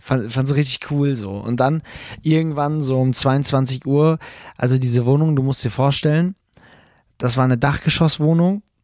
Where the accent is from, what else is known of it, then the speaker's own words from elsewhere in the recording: Münster, North Rhine-Westphalia, Germany; ich komme aus Münster